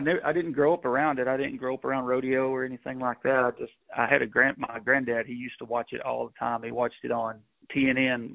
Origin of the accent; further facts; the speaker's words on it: Gun Barrel City, Texas, United States; I'm from Gun Barrel City, Texas.